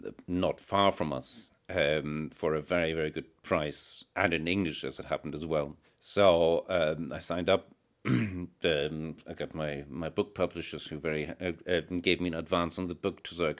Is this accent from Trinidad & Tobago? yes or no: no; Ireland; And it turned out there's quite a movement in Ireland, although it's a very loosely organized thing. Being Irish, you know, it's all very, very...